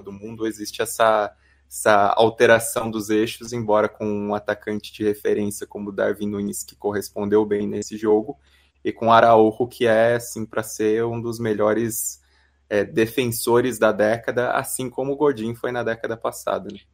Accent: Brazil; sendo brasileiro

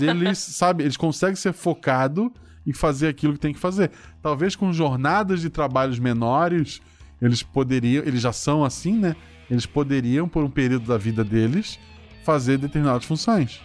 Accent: Florianópolis, Santa Catarina, Brazil; eu, eu nasci em Florianópolis, que é região de praia

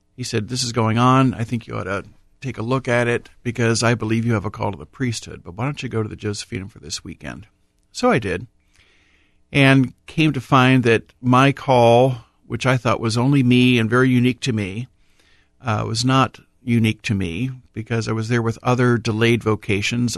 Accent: Columbus, Ohio, United States; Born and raised in Columbus, baptized at Corpus Christi Parish in the south end of Columbus

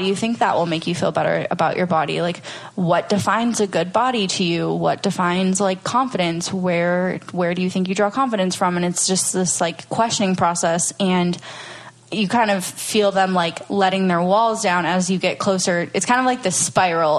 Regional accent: Minnesota, United States; moved away as an adult; also born or lived in Venice Beach, California; now in Austin, United States; I'm originally from Minnesota

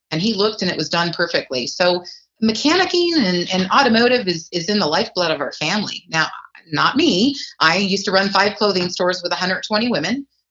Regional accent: Reno, Nevada, United States; we're from the Reno-Sparks area in Nevada. That's up in northern Nevada.

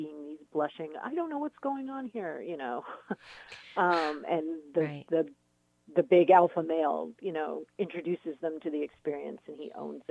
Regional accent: San Diego, California, United States; also born or lived in upstate New York / Los Angeles; I grew up down in San Diego.

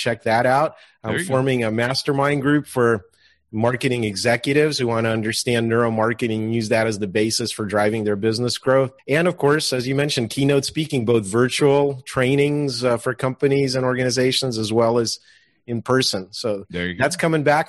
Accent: Russia; moved away; I was born in Russia

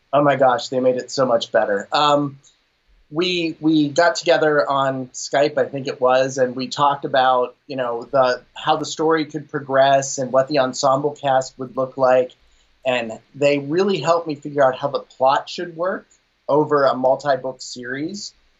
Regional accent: Pittsburgh, Pennsylvania, United States; I'm from Pittsburgh

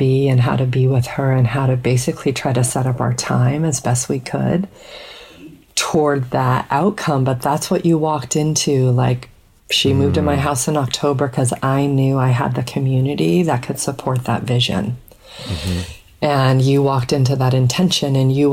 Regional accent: Colorado, United States; we grew up in Colorado

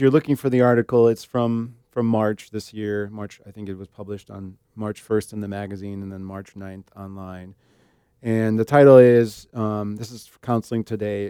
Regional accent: Illinois, United States; we're from Illinois

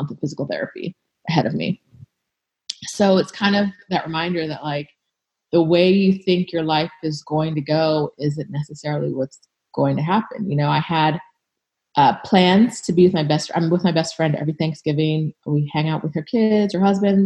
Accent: California, United States; moved away as an adult; also born or lived in England / Jamaica / Ohio; I grew up in California

